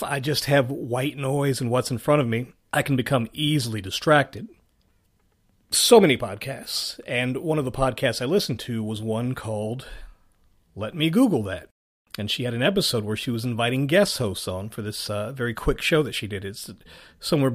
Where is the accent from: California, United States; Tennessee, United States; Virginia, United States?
Virginia, United States; Richmond; my hometown of Richmond, Virginia